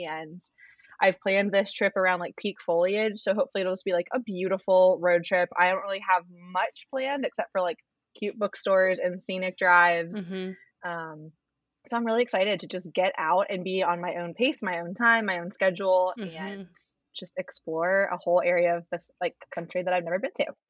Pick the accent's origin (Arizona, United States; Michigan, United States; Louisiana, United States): Arizona, United States; now in Richmond, United States; I live in Richmond, Virginia, which is a city that I have come to really, really love. And um, I didn't expect that. I grew up in Arizona